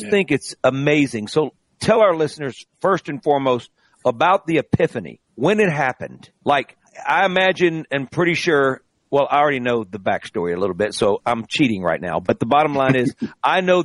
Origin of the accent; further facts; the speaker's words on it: Greenville, Mississippi, United States; I'm from Greenville.